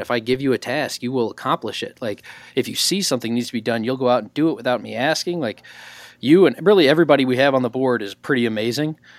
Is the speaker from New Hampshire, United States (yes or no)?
no; southwest corner of Illinois, United States; moved away; right there on, like, the southwest corner of Illinois, coastal, close to, like, Cape Girardeau, Missouri.